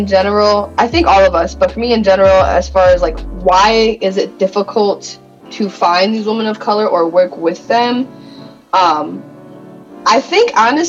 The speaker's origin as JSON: {"language": "English", "region": "Michigan", "country": "United States", "said": "I'm from Michigan"}